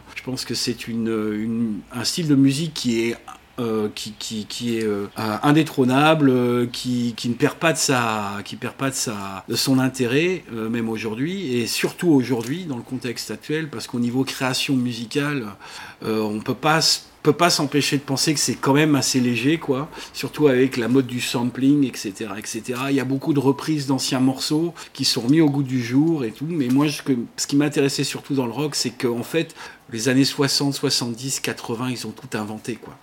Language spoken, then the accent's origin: French; Brittany coast, France; moved away; also born or lived in England / Dubai; je suis, juste à côté, hein. je suis de, sur la côte